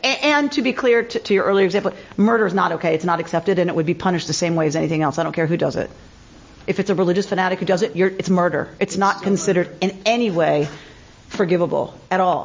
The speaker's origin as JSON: {"language": "English", "country": "United States", "said": "I am truly American"}